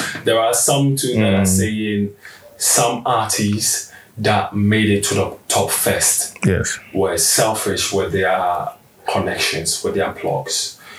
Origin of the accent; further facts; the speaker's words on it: Ghana; what do you think we can do better as Ghanaian entertainers